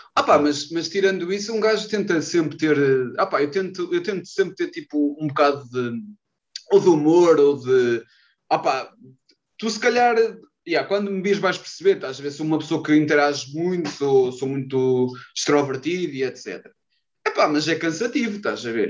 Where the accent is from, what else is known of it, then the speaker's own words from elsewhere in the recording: Maceda, Aveiro District, Portugal; also born or lived in Porto; eu sou de Maceda, perto, perto, perto de Ovar